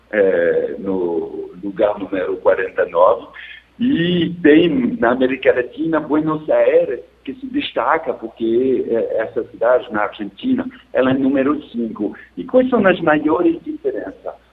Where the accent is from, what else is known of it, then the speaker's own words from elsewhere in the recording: France; Portuguese is a second language; now in Rio de Janeiro, Brazil; eu sou francês, comparativamente é mais barato ter uma acesso de banda larga na França que aqui no Rio de Janeiro.